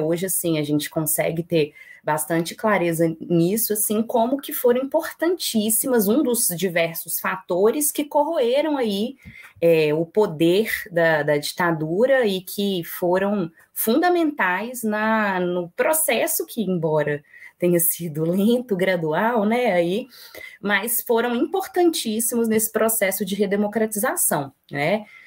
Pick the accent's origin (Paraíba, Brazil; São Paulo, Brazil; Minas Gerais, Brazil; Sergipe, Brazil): Minas Gerais, Brazil; Belo Horizonte; eu moro em Belo Horizonte, eu sou mineira, Belo Horizontina